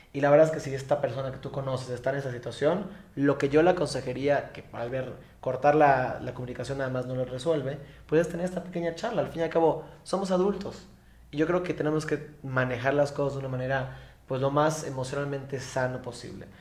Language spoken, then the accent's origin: Spanish; Mérida, Yucatán, Mexico; accent: Yucatecan; originario de Mérida, Yucatán, por eso se escuchan el acento como raro, no soy de otro país, soy yucateco